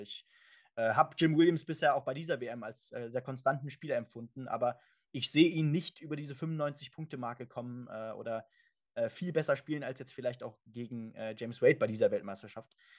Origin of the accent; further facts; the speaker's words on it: Germany; für uns natürlich auch als Deutsche